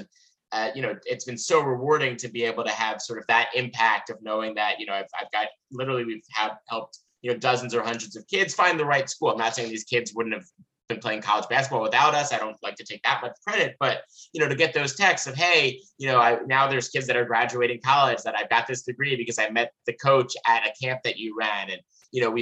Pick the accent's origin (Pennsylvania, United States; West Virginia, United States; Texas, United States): Pennsylvania, United States; Lower Merion; Local kid born and raised in Lower Murray